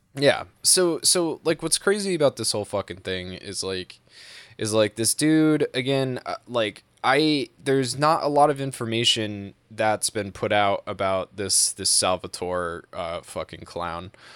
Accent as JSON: {"language": "English", "region": "Massachusetts", "country": "United States", "tie": "born or raised there", "said": "I'm from New England. I've lived here my entire life"}